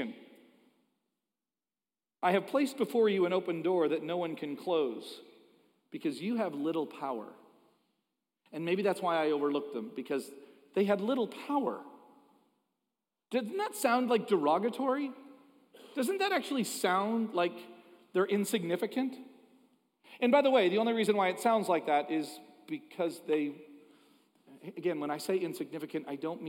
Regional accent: Toronto, Ontario, Canada; moved away; I'm Canadian

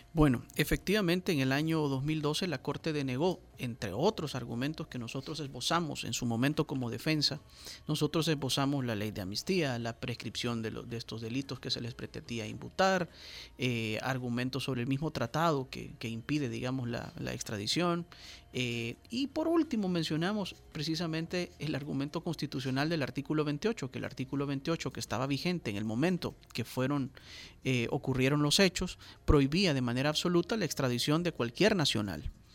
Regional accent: El Salvador; nosotros como salvadoreños

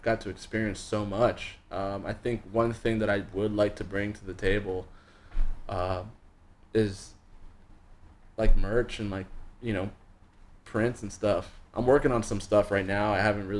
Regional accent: Pembroke Pines, Florida, United States; born or raised there; also born or lived in Panama / Coral Springs, Florida

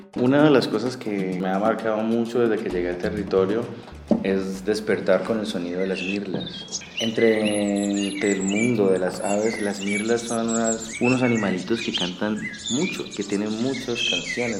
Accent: Pradera, Valle del Cauca, Colombia; soy del municipio de Pradera Valle y del corregimiento Bolívar.

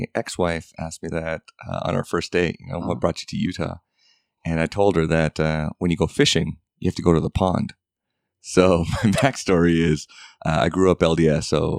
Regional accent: Vancouver, British Columbia, Canada; And then I grew up in Vancouver, Canada, and now an American citizen.

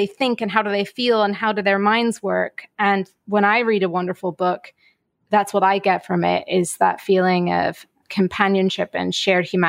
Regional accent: United Kingdom; also born or lived in Ireland; now in New York, United States; I'm British, but live in New York. So having my family back in Ireland be able to tune in is really important

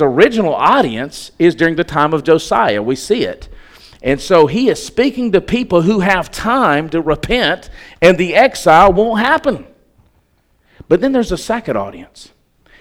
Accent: Alabama, United States; moved away as an adult; I grew up in Alabama, and God has sent me to the north

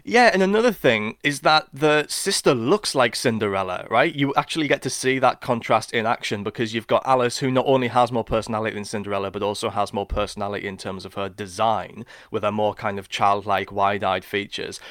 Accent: Sunderland, North East England, United Kingdom; inspired by the beaches of Whitburn and Seaburn, where I grew up.

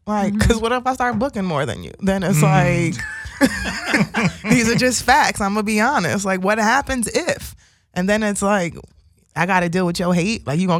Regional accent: New York City, New York, United States; I'm from Brooklyn.

